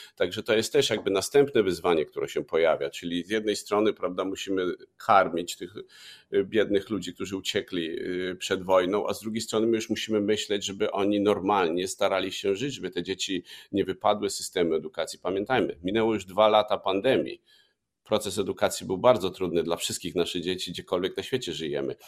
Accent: Lubaczów, Subcarpathian Voivodeship, Poland; z okolic Lubaczowa, mojego rodzinnego miasta

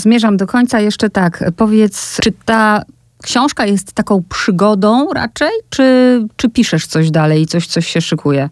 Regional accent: Poland; ona zapytała skąd jestem i ja mówię z Polski

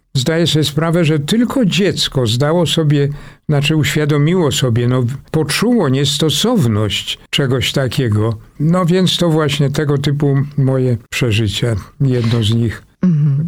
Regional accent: Warsaw, Masovian Voivodeship, Poland; Praga odgrywa ogromną rolę w moim życiu. To jest mój heimat, tak bym to nazwał. To jest. Y ta moja mała ojczyzna, w ogóle czuję się bardzo warszawiakiem

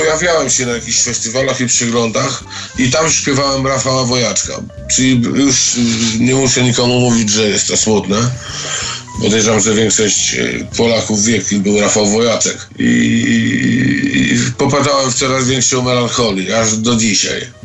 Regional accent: Świdnik, Lublin Voivodeship, Poland; w mieście, w którym się wychowałem, w Świdniku

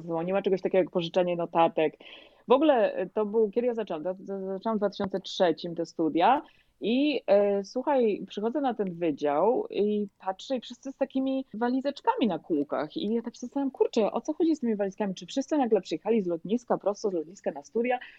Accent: Poland; moved away as an adult; now in Florida, United States; ja przyjechałam z Polski, ja odbyłam całą swoją dotychczasową edukację w Polsce

